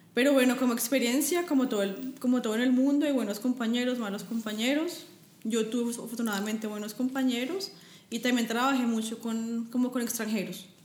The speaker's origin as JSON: {"language": "Spanish", "region": "Bogotá", "country": "Colombia", "also_born_or_lived": "Frankfurt, Germany", "moved": "as an adult", "lives_now": "Germany", "said": "yo vengo de Bogotá, estoy acostumbrada al frío"}